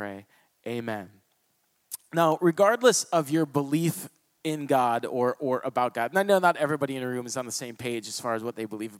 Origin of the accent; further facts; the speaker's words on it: Toledo, Ohio, United States; I was born in Toledo, Ohio